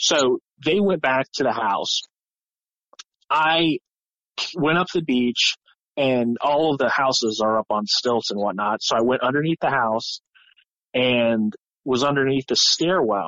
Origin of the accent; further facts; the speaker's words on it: Ohio, United States; we're all kids from Ohio